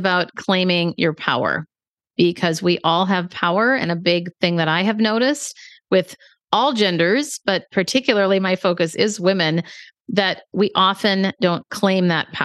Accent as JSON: {"language": "English", "town": "Minneapolis", "region": "Minnesota", "country": "United States", "moved": "yes", "lives_now": "San Francisco, United States"}